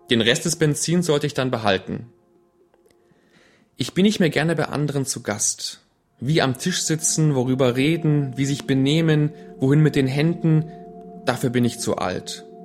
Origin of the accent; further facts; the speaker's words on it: Legnica, Lower Silesian Voivodeship, Poland; now in Germany; ich bin in Schlesien aufgewachsen und dass wir kurz vor Kriegsende noch in einem der letzten Züge aus Liegnitz vor der Roten Armee fliehen konnten.